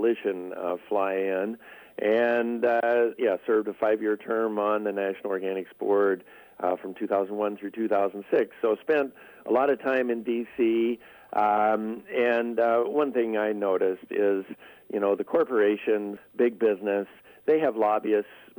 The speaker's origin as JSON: {"language": "English", "region": "Minnesota", "country": "United States", "said": "I'm from Minnesota"}